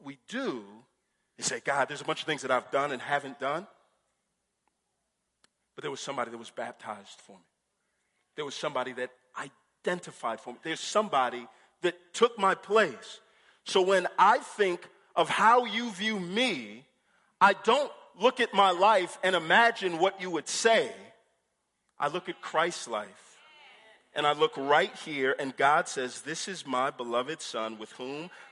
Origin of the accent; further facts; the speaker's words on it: Houston, Texas, United States; I grew up in Houston, and we have a beach, Galveston